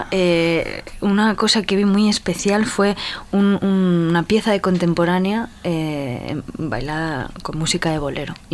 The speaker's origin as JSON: {"language": "Spanish", "country": "Spain", "said": "llegaron los españoles y la liamos parda"}